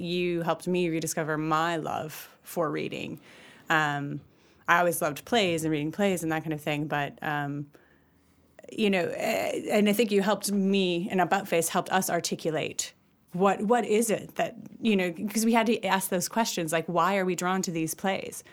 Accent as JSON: {"language": "English", "region": "Wisconsin", "country": "United States", "moved": "as an adult", "lives_now": "Ireland", "said": "I'm from Wisconsin. I'm from the Midwest"}